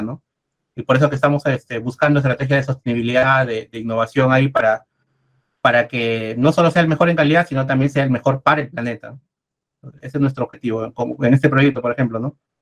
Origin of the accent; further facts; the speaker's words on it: Peru; yo soy, soy de Perú